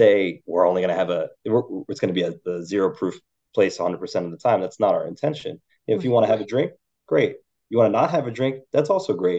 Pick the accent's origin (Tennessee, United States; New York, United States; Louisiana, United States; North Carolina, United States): New York, United States; Westchester; also born or lived in Philadelphia; now in New York City, United States; I'm from Westchester originally, so I grew up like about a half hour, 45 minutes outside the city, tri-state area